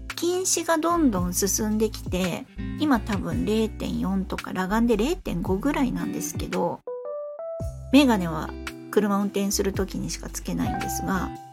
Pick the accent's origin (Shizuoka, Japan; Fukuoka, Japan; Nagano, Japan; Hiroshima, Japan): Fukuoka, Japan; 私あの福岡の海の近くで育ったので海が大好きで